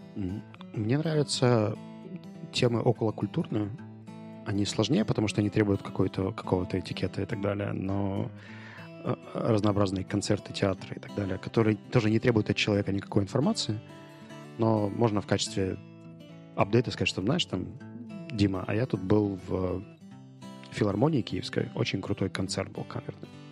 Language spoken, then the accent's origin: Russian; Ukraine; Я говорю, from Ukraine